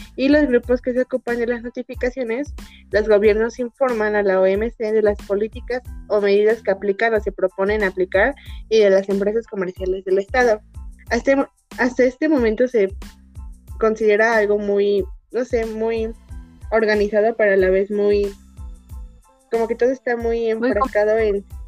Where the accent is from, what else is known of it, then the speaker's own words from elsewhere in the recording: Mexico; nosotros como mexicanos